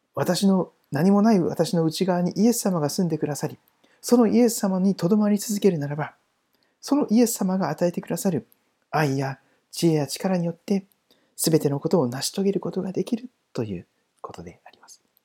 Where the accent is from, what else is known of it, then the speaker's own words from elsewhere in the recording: Toyohashi, Aichi, Japan; 私は愛知県の豊橋のところで育った